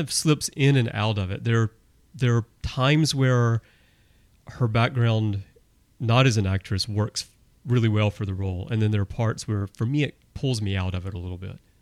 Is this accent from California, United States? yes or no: no; Alabama, United States; moved away; I'm originally from Alabama